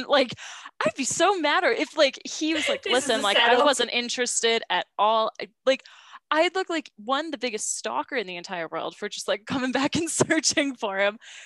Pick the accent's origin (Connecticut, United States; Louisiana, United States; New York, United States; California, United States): New York, United States; upstate; moved away as an adult; now in Ireland; From upstate New York. So I'm from New York, upstate